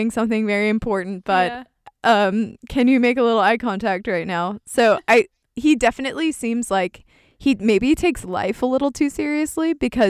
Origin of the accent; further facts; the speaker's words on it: United States; We're American